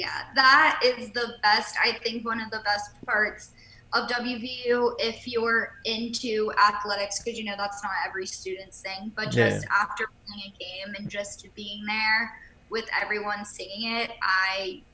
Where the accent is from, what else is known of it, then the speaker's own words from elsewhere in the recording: near Mount Clare, West Virginia, United States; We're from Mount Clair, which is literally 15 minutes from my hometown.